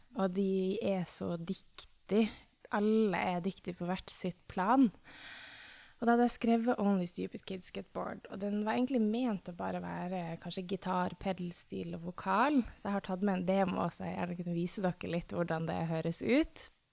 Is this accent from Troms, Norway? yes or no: yes; Tromsø, Troms, Norway; moved away; fordi jeg er fra Tromsø